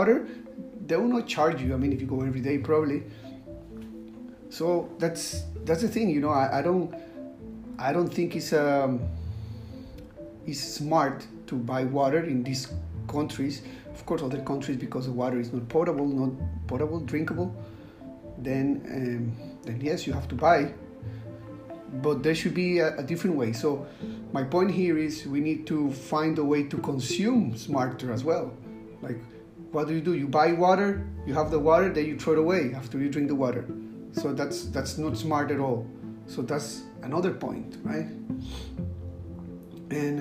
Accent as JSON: {"language": "English", "country": "Costa Rica", "moved": "yes", "lives_now": "Singapore", "said": "I live in Singapore and I am from Costa Rica."}